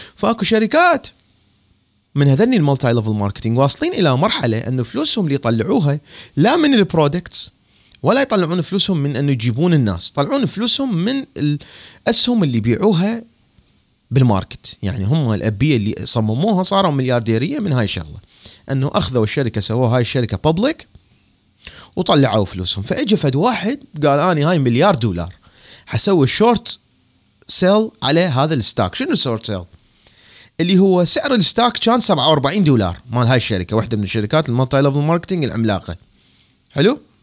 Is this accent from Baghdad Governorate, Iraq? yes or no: yes; Baghdad, Baghdad Governorate, Iraq; moved away as an adult; مثل ما صار عندنا بالعراق بالتسعينات